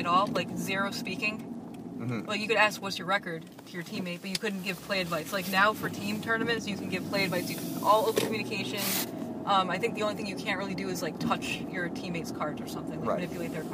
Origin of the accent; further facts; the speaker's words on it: New England, United States; I'm from New England and grew up playing with those guys